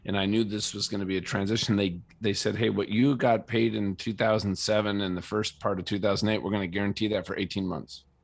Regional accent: Minnesota, United States; moved away as an adult; also born or lived in San Diego; now in Colorado, United States; I grew up in Minnesota

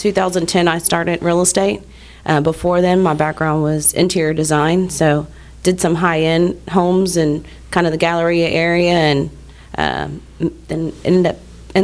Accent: Galveston, Texas, United States; also born or lived in Clear Lake, Texas; I'm a Ball High girl, born and raised in Galveston. I probably lived there most of my life, and then it's been about 10 years since I've been in this area, the Lake City, Clear Lake area

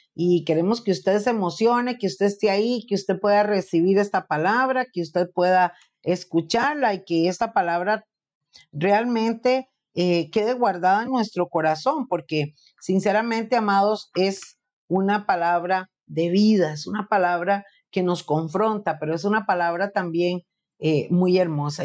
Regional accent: Costa Rica

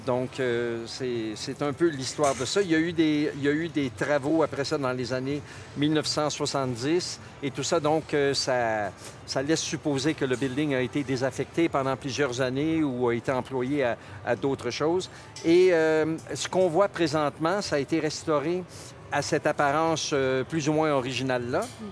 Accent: Montreal, Quebec, Canada; now in Calgary, Canada; les petites épiceries même, euh, de mon enfance à, à Montréal

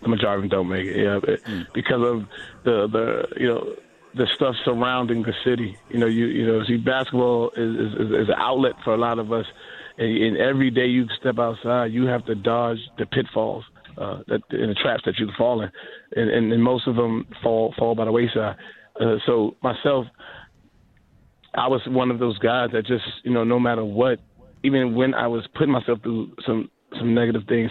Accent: New York City, New York, United States; growing up in New York City

